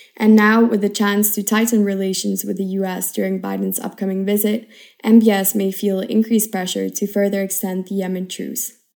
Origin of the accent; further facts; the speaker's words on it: Switzerland; now in Madrid, Spain; I come from Switzerland, and currently I am a third year international relations student at I U University in Madrid